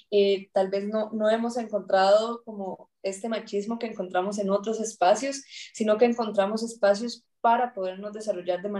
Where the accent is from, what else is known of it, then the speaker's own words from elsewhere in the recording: Peñas Blancas, Puntarenas, Costa Rica; Eh, soy de Esparza, entonces crecí en un pueblo que se llama Peñas Blancas de Esparza, es un pueblito rural.